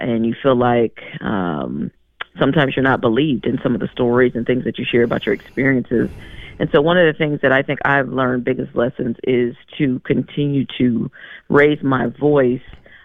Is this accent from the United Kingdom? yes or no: no; Madison, Wisconsin, United States; how I grew up in Madison.